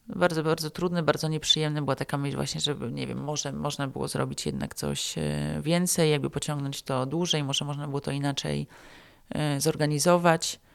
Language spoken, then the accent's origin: Polish; Poland; moved away as an adult; also born or lived in Afghanistan / Pakistan; ja tu jestem z Polski